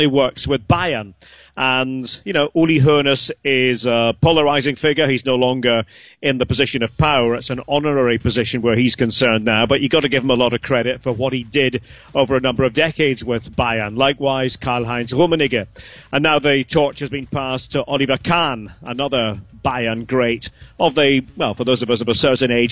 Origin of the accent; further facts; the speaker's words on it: Aberdeen, Scotland, United Kingdom; I'm from Aberdeen